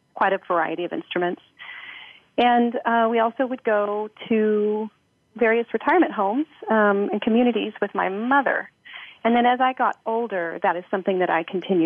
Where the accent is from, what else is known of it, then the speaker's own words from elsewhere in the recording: Missouri, United States; also born or lived in Montana / Ethiopia; now in Portland, United States; I was born in Montana in Flathead Valley and then moved to Missouri and grew up there in the country in dairy farmland